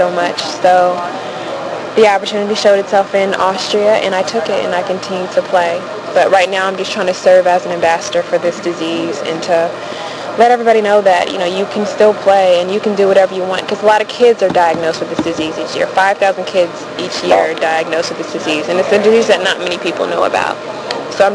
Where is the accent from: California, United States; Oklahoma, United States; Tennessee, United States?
Tennessee, United States; Clarksville; also born or lived in Germany; Clarksville, Tennessee. My dad was military. He was Army